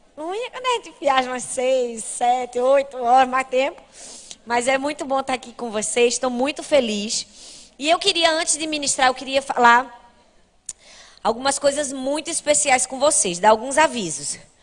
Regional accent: Recife, Pernambuco, Brazil; Lá na minha cidade, em Recife

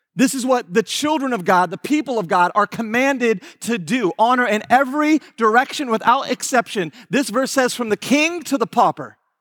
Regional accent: Houston, Texas, United States; I am from Houston, Texas

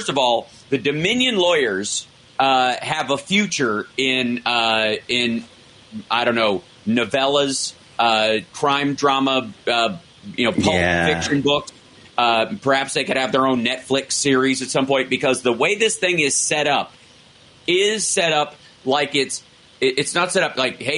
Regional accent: the South, United States; I was from the South

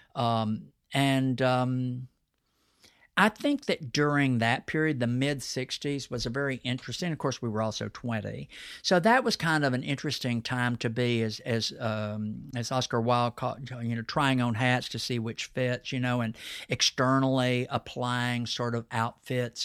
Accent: Texas, United States; accent: Texas twang; my Texas accent

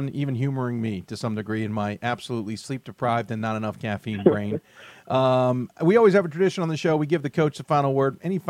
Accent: Chicago, Illinois, United States; moved away; I grew up in Chicago

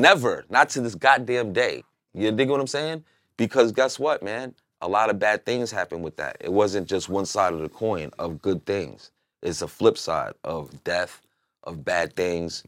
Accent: New York, United States; moved away; I'm from New York.

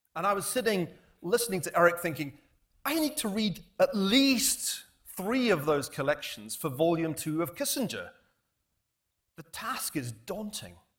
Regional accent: United Kingdom; now in United States; we British, and although I'm now an American citizen, I still have that we British feeling

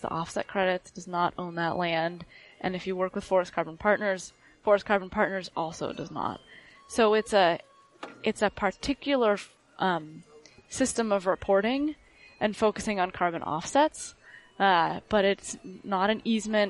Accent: Oakland, California, United States; grew up in Oakland, California, in a very urban environment

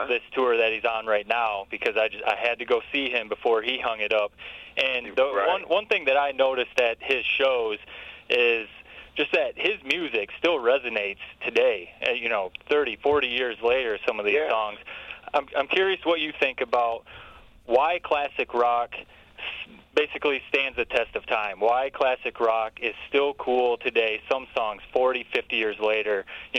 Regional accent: Michigan, United States; now in Charlotte, United States; I grew up in mid-Michigan, too, even though I live in Charlotte, North Carolina now, and both of my parents were born and raised in Flint.

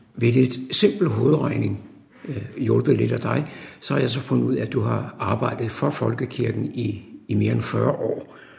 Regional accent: Copenhagen, Capital Region of Denmark, Denmark; Jeg er vokset op i København

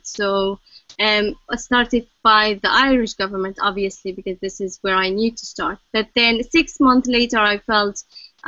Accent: Egypt; now in Ireland; I wasn't born in Ireland. I was born in Egypt

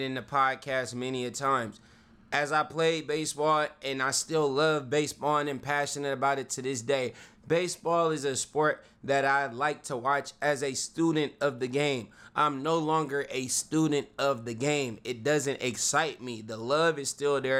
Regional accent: Vallejo, California, United States; I'm from Vallejo

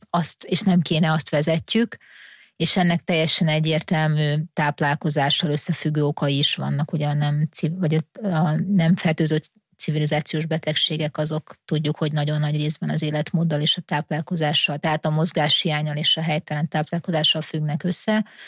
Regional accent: Hungary; magyarok vagyunk

